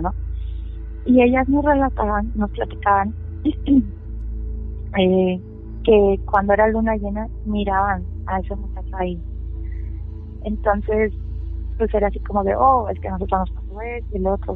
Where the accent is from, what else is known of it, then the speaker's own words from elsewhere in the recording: Valle de Santiago, Guanajuato, Mexico; yo pues nací aquí, en Valle, ah, y pues bueno, mis papás son de, de Salvatierra